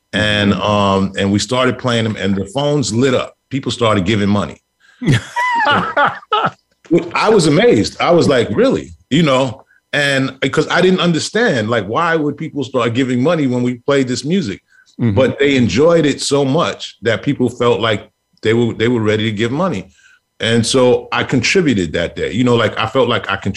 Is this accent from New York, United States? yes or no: yes; New York City, New York, United States; also born or lived in Brooklyn, New York; we moved to Queens Village, and we were the third Black family on the block.